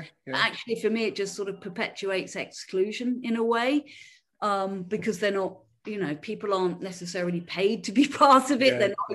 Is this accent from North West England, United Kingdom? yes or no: yes; Liverpool, North West England, United Kingdom; accent: Scouse; moved away as an adult; also born or lived in Crosby / West Derby / Edinburgh; But I grew up in Liverpool. I'm a scouser